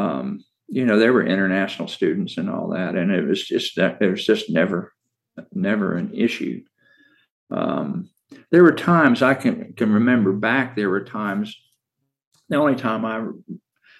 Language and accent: English; Arlington, Virginia, United States; moved away; I grew up in Arlington, Virginia